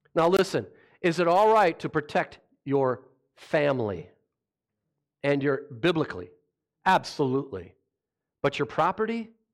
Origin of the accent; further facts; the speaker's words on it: Rochester, Minnesota, United States; I grew up in Rochester